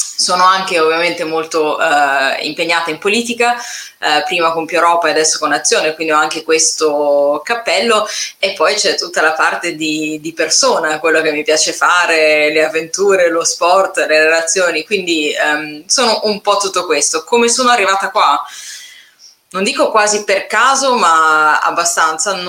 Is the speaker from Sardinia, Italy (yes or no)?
no; Milan, Lombardy, Italy; moved away as an adult; della mia città natale, che poi è Milano